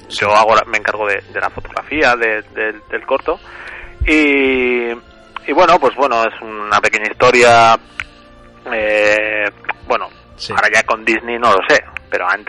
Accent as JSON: {"language": "Spanish", "town": "Valdepeñas", "region": "Castilla-La Mancha", "country": "Spain", "moved": "as an adult", "lives_now": "Tarragona, Spain", "said": "Vivo en Tarragona, pero soy de Valdepeñas, de Ciudad Real."}